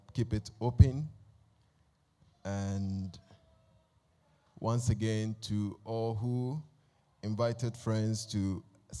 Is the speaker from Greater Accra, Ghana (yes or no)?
yes; Accra, Greater Accra, Ghana; I consider myself an honorary Ghanaian because I was born in Accra.